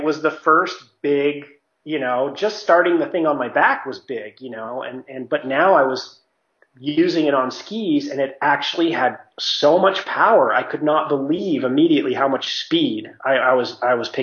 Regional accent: Mammoth Lakes, California, United States; moved away; I'm from Mammoth, and my parents have a house up there

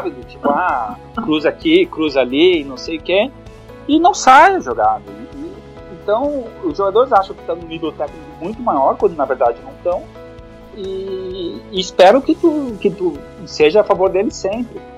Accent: Brazil; E, e aí eu falo, não, eu sou brasileiro.

